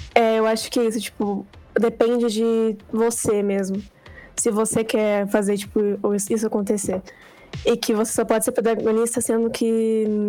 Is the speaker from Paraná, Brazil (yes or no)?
yes; Paraná, Brazil; eu tenho 15 anos, sou do Paraná